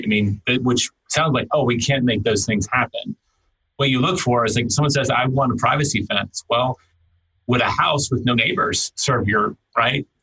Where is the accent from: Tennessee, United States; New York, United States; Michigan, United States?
Tennessee, United States; now in Texas, United States; I grew up hunting in Tennessee. I, I, I started doing that again when I moved to Texas